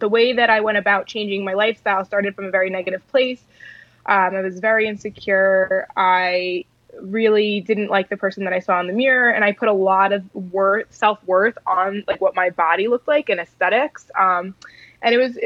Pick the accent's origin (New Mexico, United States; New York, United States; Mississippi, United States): New York, United States; Long Island; I actually grew up on Long Island, New York